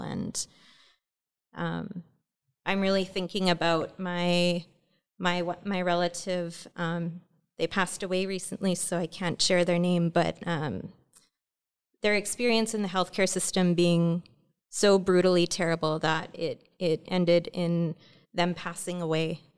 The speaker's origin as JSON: {"language": "English", "area": "Lytton First Nation", "region": "interior of British Columbia", "country": "Canada", "moved": "yes", "said": "I'm from the Inuktitmuk Nation, uh, from Kamshin, uh, from Lytton First"}